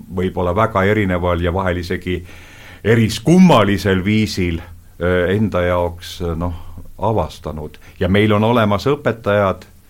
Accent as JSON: {"language": "Estonian", "country": "Estonia", "said": "ma olen Eestist"}